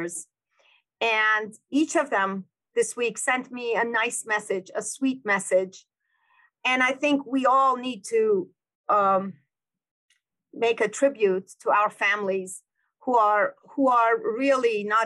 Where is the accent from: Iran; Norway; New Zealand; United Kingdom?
Iran; now in United States; We grew up in Iran